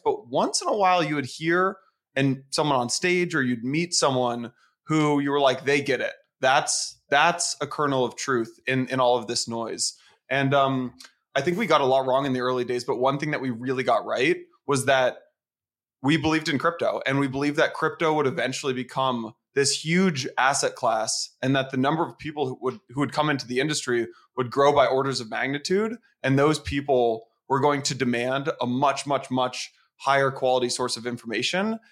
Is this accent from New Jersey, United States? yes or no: no; San Francisco, California, United States; moved away as an adult; also born or lived in Atlanta; now in New York, United States; I'm from San Francisco